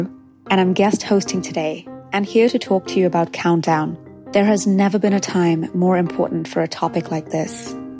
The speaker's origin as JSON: {"language": "English", "town": "Mumbai", "region": "Maharashtra", "country": "India", "tie": "born or raised there", "moved": "as an adult", "lives_now": "Los Angeles, United States", "said": "As my hometown, my home country, Mumbai, India, as well as my adopted home, my second home, Los Angeles, California"}